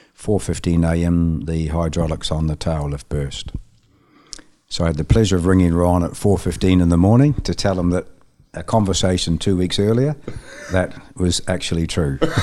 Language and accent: English; Dunedin, Otago, New Zealand; moved away as an adult; also born or lived in Auckland, New Zealand; now in United Kingdom; move to Auckland from my hometown Dunedin